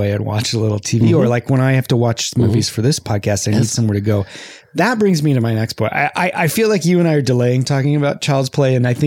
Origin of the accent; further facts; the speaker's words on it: Whittier, California, United States; now in Pasadena, United States; I grew up in Whittier and I drank Whittier water